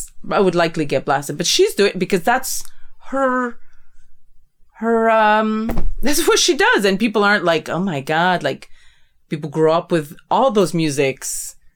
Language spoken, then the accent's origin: English; Canada; Okay, me as a Canadian, like, I'm a Canadian, like, North America